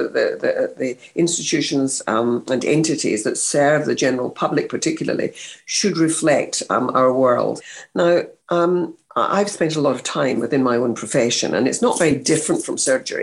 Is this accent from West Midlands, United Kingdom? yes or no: no; Scotland, United Kingdom; moved away; I came from Scotland. I wasn't even English.